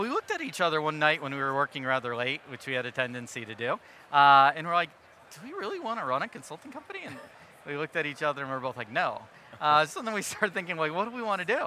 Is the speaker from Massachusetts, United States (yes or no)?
yes; Wilbraham, Massachusetts, United States; I grew up in a little town right off the turnpike west of Boston, so called Wilbraham, Massachusetts, home of Friendly Ice Cream